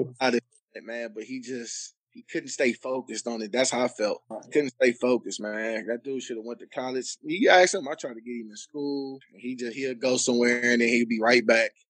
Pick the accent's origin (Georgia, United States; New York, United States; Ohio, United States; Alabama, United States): Ohio, United States; Cleveland; moved away; also born or lived in Long Beach; I'm from Cleveland